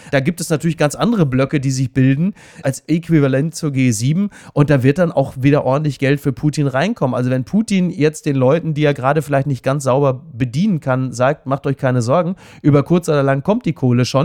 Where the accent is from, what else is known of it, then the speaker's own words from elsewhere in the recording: Henrichenburg, North Rhine-Westphalia, Germany; Bei mir in meiner Hausbank in Henrichenburg, wo ich herkomme auf meinem Dorf, wurde der Geldautomat gesprengt und meine Hausbank überfallen.